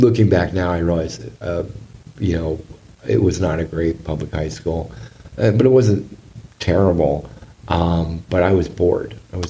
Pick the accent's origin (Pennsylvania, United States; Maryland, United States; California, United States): California, United States; Southern; also born or lived in Newport Beach, California; Because I grew up in Southern California